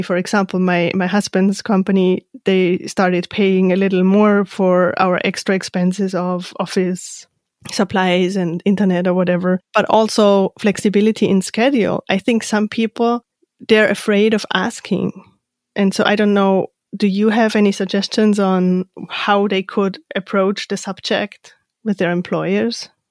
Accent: Austria; moved away as an adult; I'm from Austria

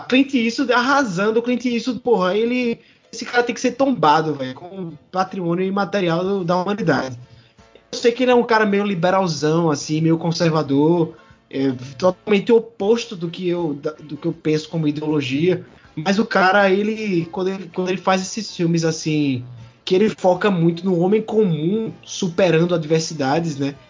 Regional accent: Brazil; a gente é brasileiro

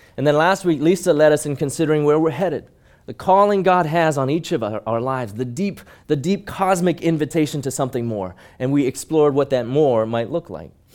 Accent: Hong Kong; But I grew up in Hong Kong, and I was small even by Hong Kong standards

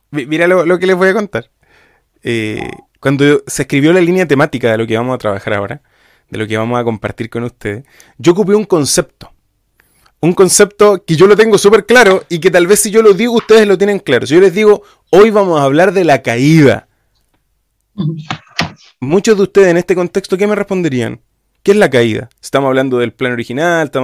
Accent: Chile; de otro país, soy, soy chileno.

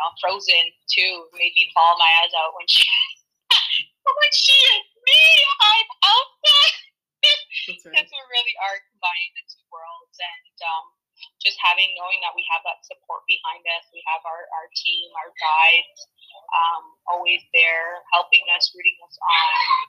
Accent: Ontario, Canada; Ontario, I'm from Ontario, and they're in lockdown.

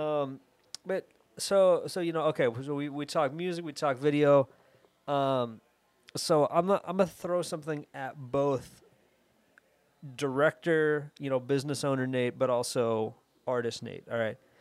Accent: Atlanta, Georgia, United States; I'm from Atlanta, I'm here

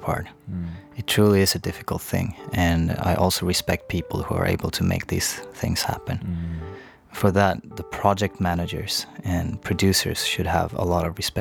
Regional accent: Sundsvall, Västernorrland County, Sweden; my small hometown of Sundsvall

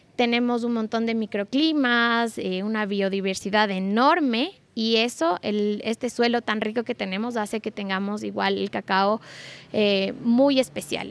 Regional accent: Ecuador; nosotros como ecuatorianos

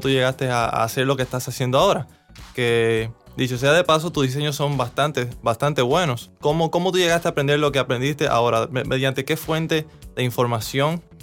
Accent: Cuba; now in Dominican Republic; Como ustedes saben, yo soy cubano, tengo ya aproximadamente 13 años viviendo aquí en este país, República Dominicana.

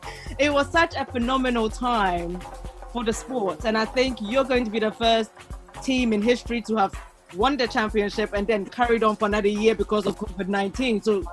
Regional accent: London, United Kingdom; also born or lived in Africa; because I'm from North London.

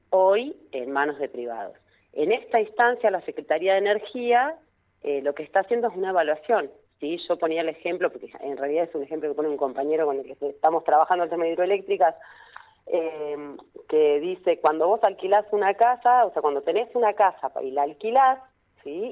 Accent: Neuquén, Argentina; yo soy requete contra Neuquina, soy recontra la más neuquina de todas

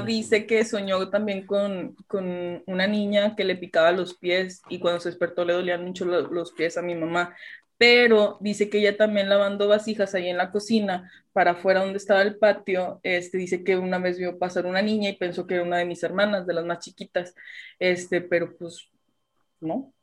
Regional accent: Allende, Nuevo León, Mexico; como soy de Allende, pues vivíamos allá en la casa de mis papás.

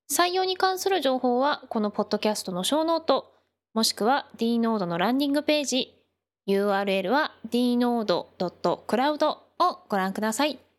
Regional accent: Urayasu, Chiba, Japan; 生まれ育ったのがディズニーがある浦安市で

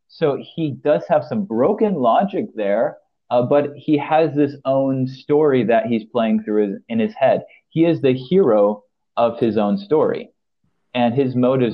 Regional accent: Philippines; As a person, I grew up in the Philippines, but I'm also married to a Brit. But technically, I'm an American, even though I've only lived there a minority of my life.

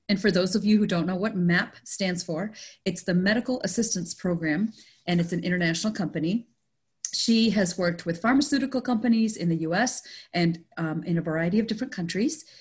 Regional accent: Canada; now in United States; I grew up in Canada, but it was still with an Indian family.

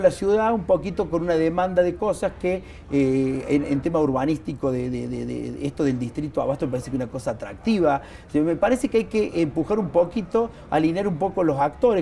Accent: Río Cuarto, Córdoba, Argentina; yo soy de Río Cuarto

